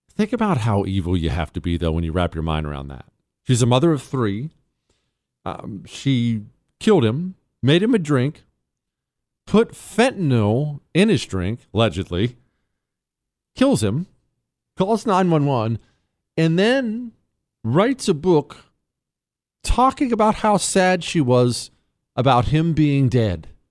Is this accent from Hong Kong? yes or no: no; Toronto, Ohio, United States; moved away; also born or lived in Steubenville, Ohio; I was born in Steubenville, Ohio, grew up when I was ten, until I was ten in Toronto, Ohio